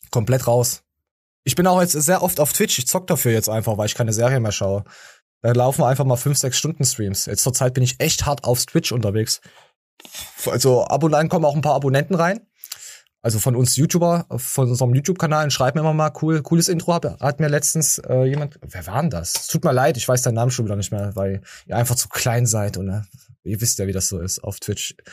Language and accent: German; Dortmund, North Rhine-Westphalia, Germany; Ah, ich als Dortmunder ist, ist Fan ist das jetzt echt schlimm.